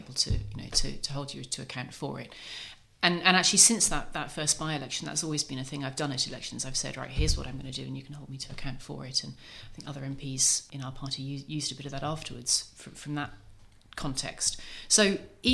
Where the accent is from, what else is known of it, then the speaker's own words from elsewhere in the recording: Norfolk, East of England, United Kingdom; growing up in Norfolk